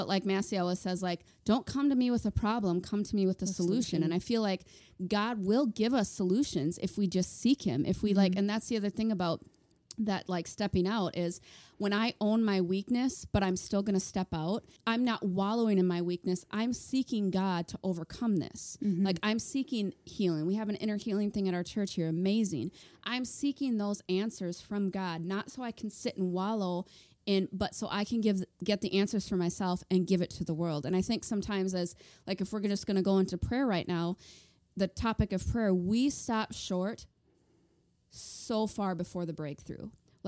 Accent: Minnesota, United States; moved away; I was thinking on the way over here about how we're from Minnesota. We moved here 5 years ago. And when we were still in Minnesota

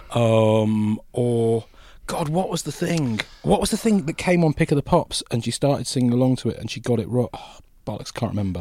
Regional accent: Buckinghamshire, South East England, United Kingdom; also born or lived in Yorkshire; I grew up in Yorkshire initially and then my family moved to Buckinghamshire

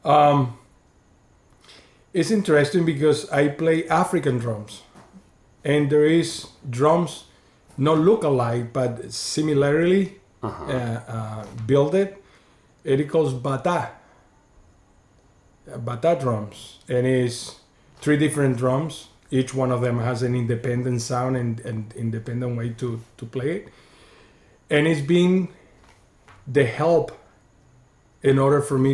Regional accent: Venezuela; moved away as an adult; also born or lived in Chicago; now in Clearwater, United States; I grew up in Venezuela

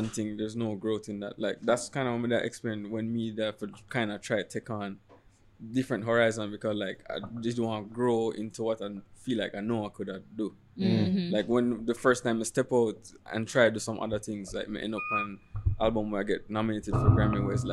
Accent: Jamaica; we come from Jamaica

